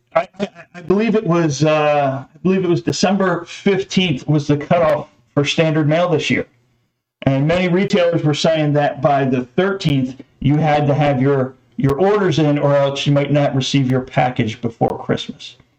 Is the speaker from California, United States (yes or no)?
no; New Jersey, United States; I was born in New Jersey